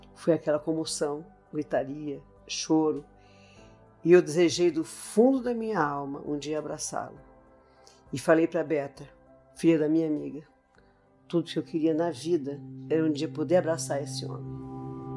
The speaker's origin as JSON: {"language": "Portuguese", "town": "Belém", "region": "Pará", "country": "Brazil", "tie": "born or raised there", "said": "eu nasci em Belém do Pará, a cidade com a maior procissão mariana do mundo"}